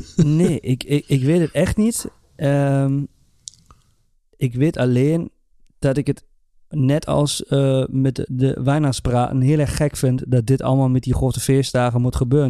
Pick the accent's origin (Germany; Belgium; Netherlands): Germany; bij ons in Duitsland